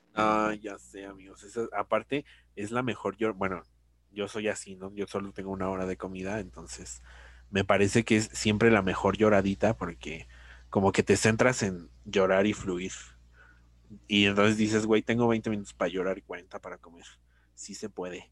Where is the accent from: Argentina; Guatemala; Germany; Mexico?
Mexico; somos mexicanos